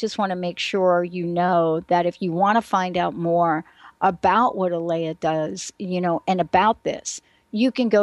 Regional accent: New York City, New York, United States; moved away; also born or lived in New Jersey; I'm a girl from New York City, right? Mm-hmm. And I grew up in the Bronx

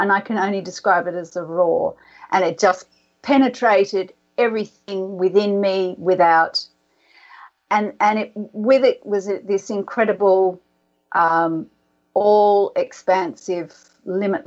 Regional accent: Sydney, New South Wales, Australia; our house where I grew up in Sydney.

